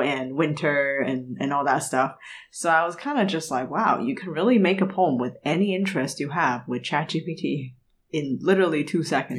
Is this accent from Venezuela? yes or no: no; Canada; moved away; I grew up in Canada